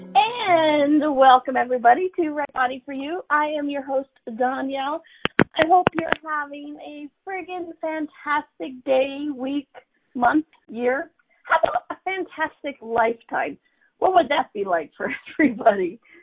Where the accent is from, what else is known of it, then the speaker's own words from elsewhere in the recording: United States; I'm an American, right? Born in America.